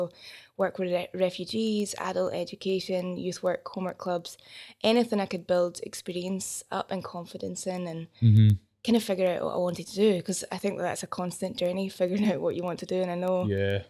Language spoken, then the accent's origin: English; Livingston, Scotland, United Kingdom; I grew up in Livingston, which is, my mum moved there from the overspill of Glasgow, and then I grew up there as well.